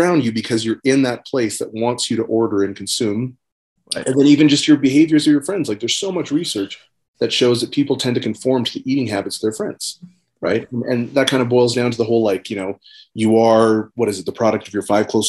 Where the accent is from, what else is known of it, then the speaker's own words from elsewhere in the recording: Amsterdam, North Holland, Netherlands; born there; also born or lived in various countries; So like I was born in Amsterdam in Netherlands, and I lived all over the world.